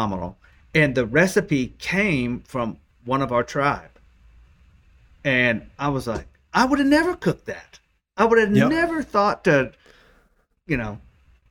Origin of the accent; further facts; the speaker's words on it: Oklahoma, United States; I'm from Oklahoma